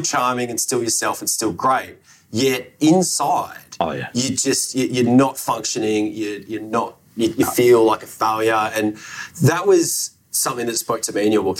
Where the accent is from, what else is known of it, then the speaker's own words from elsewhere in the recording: Australia; I'm Australian